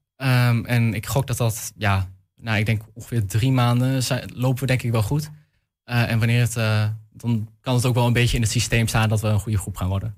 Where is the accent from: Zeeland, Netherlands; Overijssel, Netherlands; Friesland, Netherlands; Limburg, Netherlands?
Overijssel, Netherlands; Almelo; also born or lived in Hengelo / Enschede; ik kom uit Almelo en Hengelo.